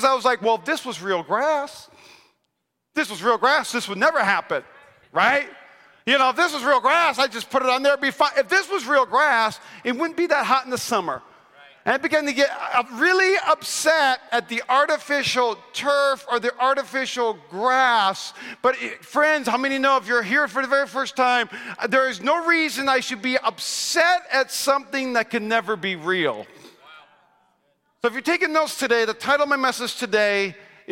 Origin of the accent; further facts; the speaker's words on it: North Dakota, United States; moved away; I'm from North Dakota